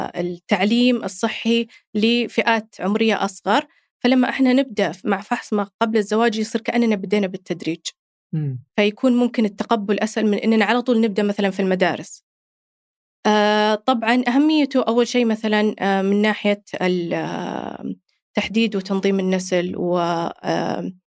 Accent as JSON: {"language": "Arabic", "country": "Saudi Arabia", "said": "عندنا هنا في السعودية"}